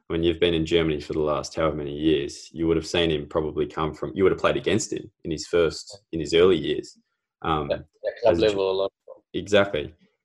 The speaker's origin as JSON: {"language": "English", "country": "Australia", "tie": "born or raised there", "said": "For people growing up in Australia, they like me, for example, I watched you win gold medal when I was 9."}